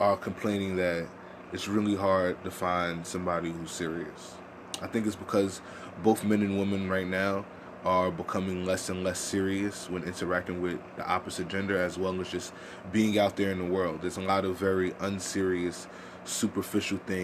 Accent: New York City, New York, United States; accent: New York; I'm from Harlem. I have the New York accent.

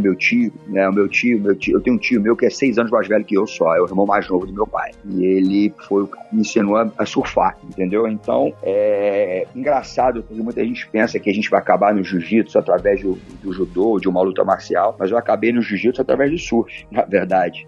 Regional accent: Rio de Janeiro, Brazil; eu sou um, um, um garoto nascido e criado no Rio de Janeiro, de pais e mães cariocas, então sou um, um verdadeiro carioca da gema

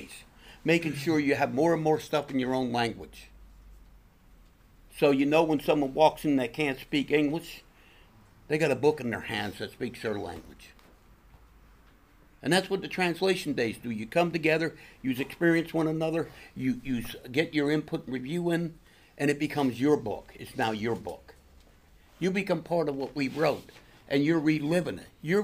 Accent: Pennsylvania, United States; my hometown where I live, about 25 minutes, a little bit west in Hamburg, PA.

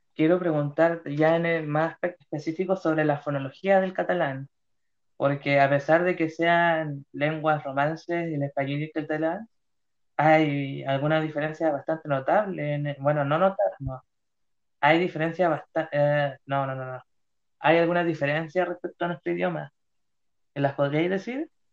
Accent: Chile; en mi país Chile

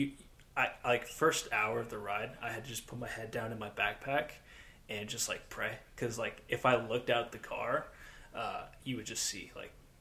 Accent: United States; being American

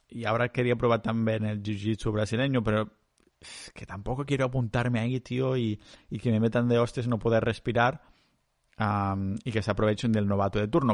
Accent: Catalonia, Spain; cultura catalana, que es lo que estoy acostumbrado yo ahí en mi pueblo

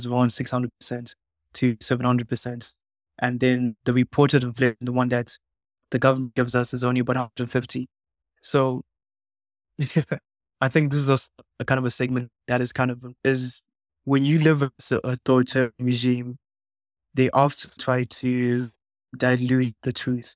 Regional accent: Zimbabwe; I'm actually from Zimbabwe.

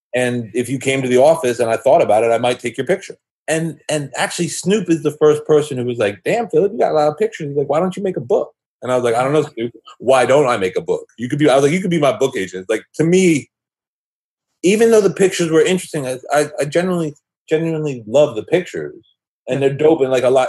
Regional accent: New York City, New York, United States; moved away as an adult; also born or lived in Boston; I grew up in in New York City. Um, I was a teenager in the '80s

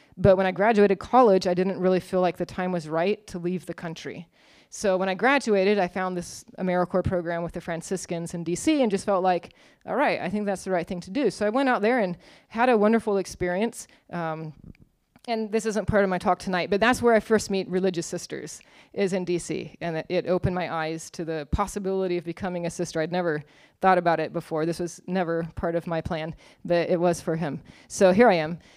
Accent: Arizona State University's home town, United States; I went to Arizona State University, go Sun Devils. Um, huge secular institute, probably like seventy thousand students. But it was, it was in my hometown

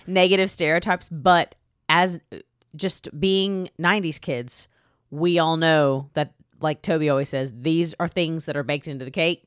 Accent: Texas, United States; I'm from Texas

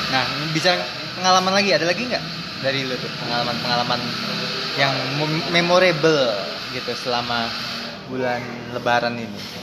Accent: East Kalimantan, Indonesia; Gue sebenarnya orang Kalimantan Timur

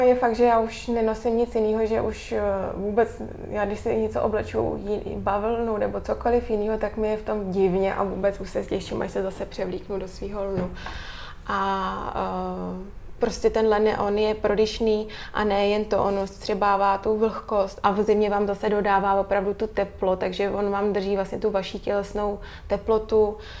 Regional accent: Czechia; also born or lived in England; u nás v Čechách

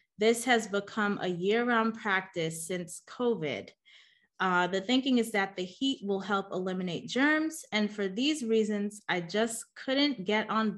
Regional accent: New York City, New York, United States; moved away; also born or lived in Chicago; I'm born and raised in Queens, New York.

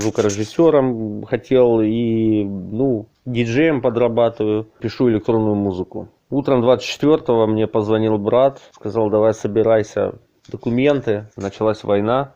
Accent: Kupiansk, Kharkiv Oblast, Ukraine; moved away as an adult; now in Kyiv, Ukraine; я из города Купинска, Харьковской области

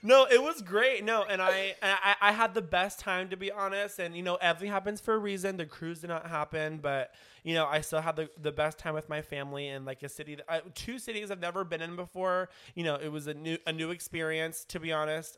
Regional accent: Kansas City, United States; moved away; I'm from Kansas City

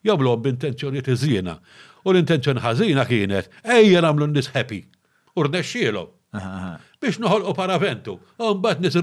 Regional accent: Malta; aħna trifti, aħna eh, hardworking.

